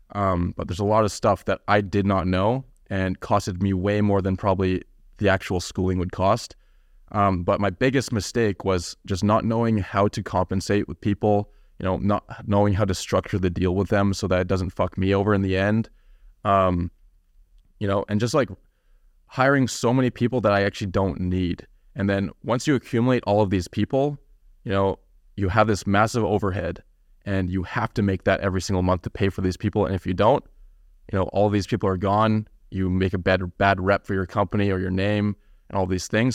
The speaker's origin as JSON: {"language": "English", "town": "Kamloops", "region": "British Columbia", "country": "Canada", "tie": "born or raised there", "moved": "as an adult", "lives_now": "Vancouver, Canada", "said": "I grew up in a small town known Cam, uh, called Kamloops."}